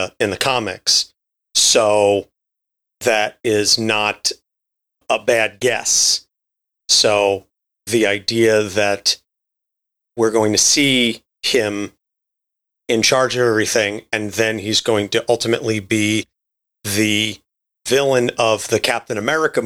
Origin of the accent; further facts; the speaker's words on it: New Jersey, United States; I'm from New Jersey